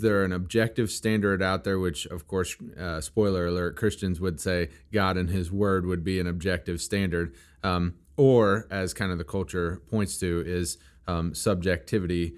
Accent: Missouri, United States; also born or lived in Kentucky; I am from Missouri, and I love my Missouri

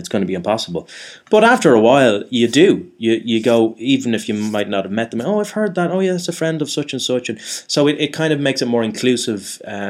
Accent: Ireland; now in London, United Kingdom; I am Irish. That's what, yeah. I am. And there is, they're not, you know, it's not like I'm, there are a lot of Irish people over here. It's not like it's a truly exotic thing to be Irish in London.

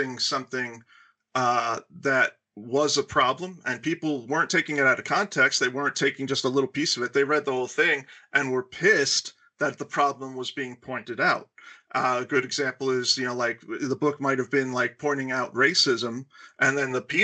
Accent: United States; our country is young

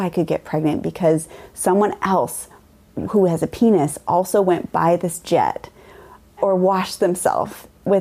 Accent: Mount Vernon, Washington, United States; I grew up in Mount Vernon. It's about an hour from Seattle and an hour from the Canadian border

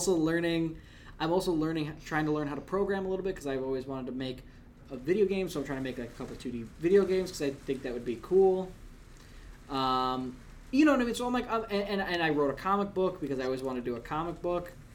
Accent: Wisconsin, United States; moved away as an adult; also born or lived in Long Island; you're from Wisconsin

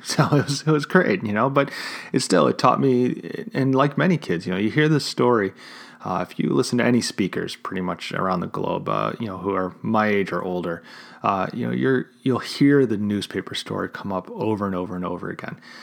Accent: Chicago, Illinois, United States; my hometown of Chicago.

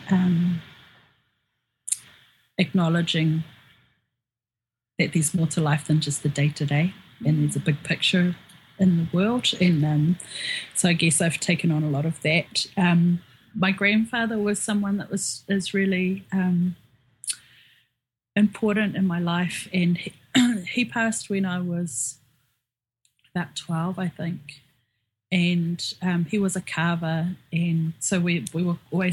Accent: Auckland, New Zealand; also born or lived in Northland, New Zealand; I was born and raised here in Auckland

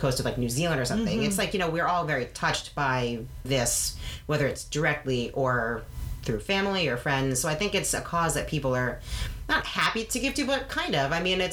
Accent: New York, United States; now in Massachusetts, United States; my family, we're from New York

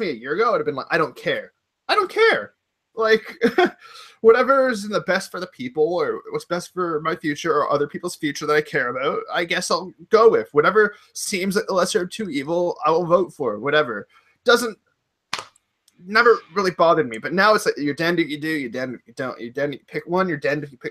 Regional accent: Canada; I'm Canadian

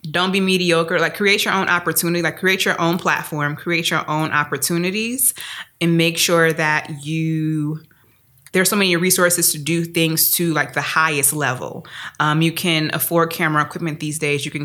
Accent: New Orleans, Louisiana, United States; I'm, I'm, very happy that I grew up in New Orleans.

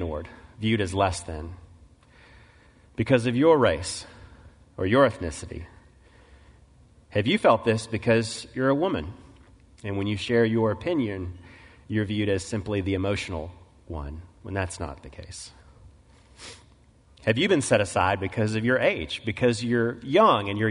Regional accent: Mississippi Delta, United States; I grew up in the Mississippi Delta, moved there in the mid-1970s as a little boy

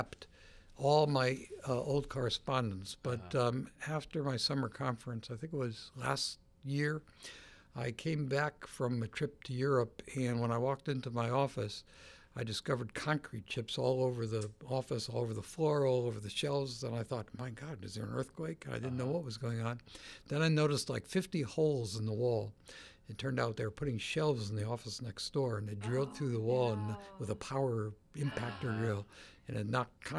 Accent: New Haven, Connecticut, United States; moved away as an adult; also born or lived in Stanford, California; I grew up in New Haven, went to Yale

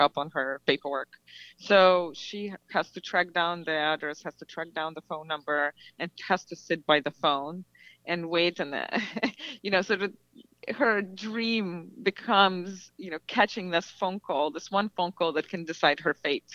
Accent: Belarus; moved away; for me, growing up in Belarus

